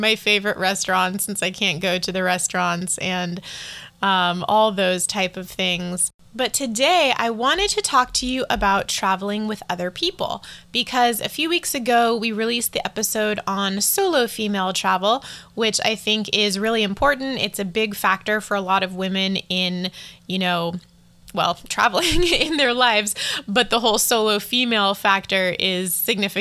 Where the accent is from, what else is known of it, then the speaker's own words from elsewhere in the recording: East Coast of the US, United States; moved away as an adult; also born or lived in Colorado, United States; now in Taipei, Taiwan; what I grew up with on the East Coast of the US and then in Colorado